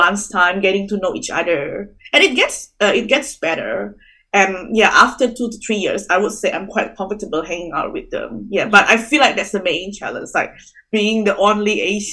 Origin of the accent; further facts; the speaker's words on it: Indonesia; moved away as an adult; now in Australia; I'm originally from Indonesia